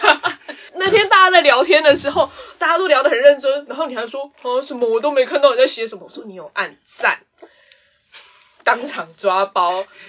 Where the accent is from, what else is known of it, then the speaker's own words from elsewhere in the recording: Taiwan; accent: Taiwanese Mandarin (台湾国语); 我都好怕自己台湾国语